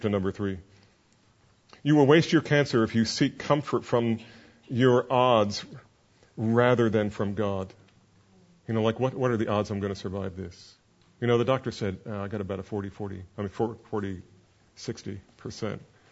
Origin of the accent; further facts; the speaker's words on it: New Jersey, United States; I'm from New Jersey